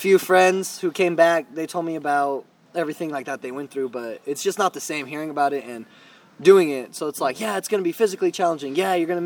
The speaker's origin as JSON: {"language": "English", "town": "Hanford", "region": "California", "country": "United States", "said": "I'm from Hanford, California"}